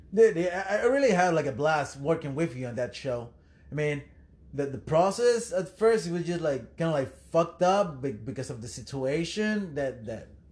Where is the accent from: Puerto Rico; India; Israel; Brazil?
Puerto Rico; moved away; I'm from Puerto Rico